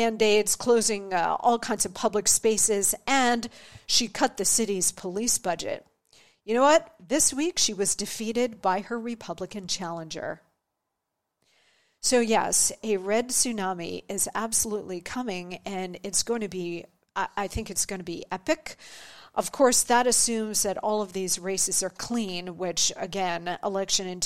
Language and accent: English; New Jersey, United States; I grew up in New Jersey